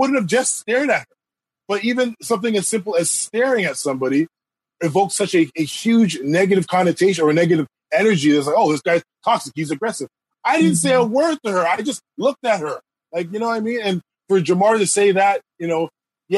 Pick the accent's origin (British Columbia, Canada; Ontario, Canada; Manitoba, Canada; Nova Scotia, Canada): Ontario, Canada; Toronto; I'm from Scarborough